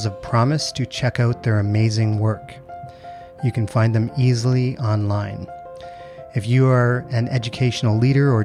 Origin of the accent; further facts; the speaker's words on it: Canada; now in Middle East; being from Canada, but living in the Middle East